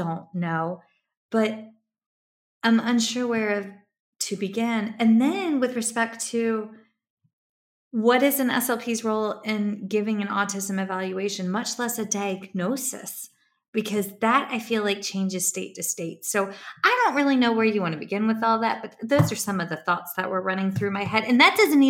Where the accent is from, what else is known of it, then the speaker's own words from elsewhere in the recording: Virginia, United States; moved away as an adult; also born or lived in South Carolina; I grew up in Virginia, moved to South Carolina and worked there